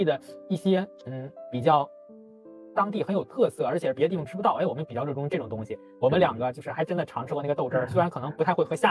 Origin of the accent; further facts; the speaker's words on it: Qinhuangdao, Hebei, China; 就包括我和明老师，我们都来自于秦皇岛，就是相对于北京来说是一个小地方了。